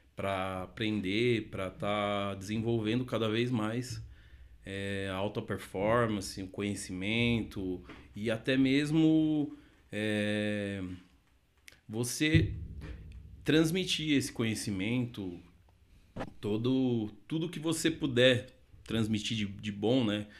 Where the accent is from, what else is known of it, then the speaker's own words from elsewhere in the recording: Sorocaba, São Paulo, Brazil; also born or lived in Santo André; sou nascido em Sorocaba, é, cidade de São Paulo